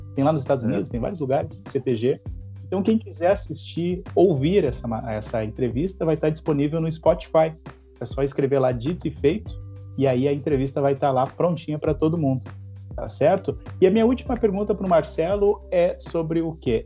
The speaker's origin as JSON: {"language": "Portuguese", "region": "Rio Grande do Sul", "country": "Brazil", "said": "eu fui em lugares fora do Rio Grande do Sul e eu falei, eu sou gaúcho"}